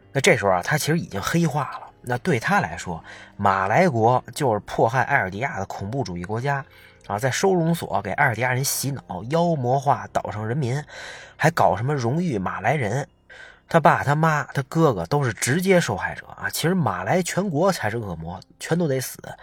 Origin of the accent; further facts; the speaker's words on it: China; 作为中国人